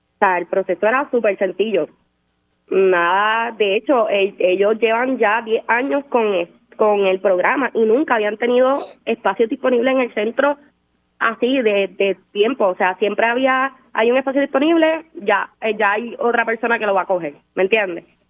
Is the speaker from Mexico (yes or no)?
no; Ponce, Puerto Rico; yo soy de Ponce